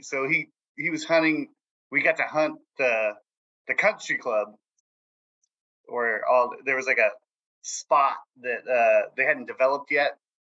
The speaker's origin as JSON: {"language": "English", "town": "San Jose", "region": "California", "country": "United States", "tie": "born or raised there", "said": "I'm from San Jose, California"}